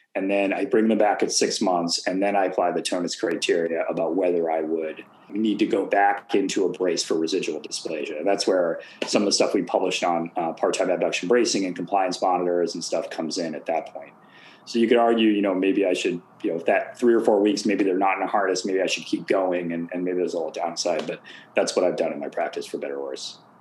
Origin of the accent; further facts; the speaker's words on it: Boston, Massachusetts, United States; I'd go to Fenway because I grew up in Boston